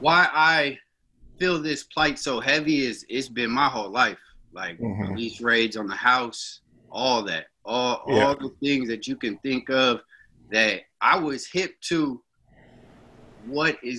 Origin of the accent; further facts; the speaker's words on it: Sunnyvale, California, United States; now in Antioch, United States; I was raised in Sunnyvale, California.